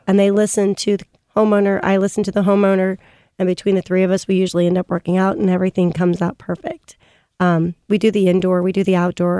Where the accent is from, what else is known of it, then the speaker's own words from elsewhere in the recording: St. Louis, Missouri, United States; I was born and raised in Saint Louis.